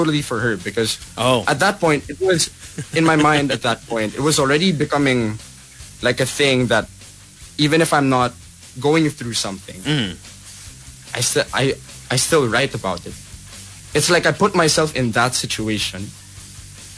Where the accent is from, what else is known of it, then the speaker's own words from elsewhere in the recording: Philippines; being a Filipino artist